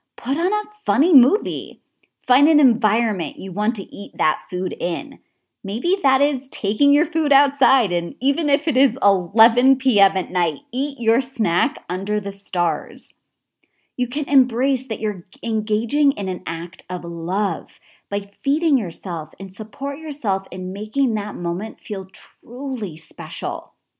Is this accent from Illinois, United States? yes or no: no; Connecticut, United States; I grew up in Connecticut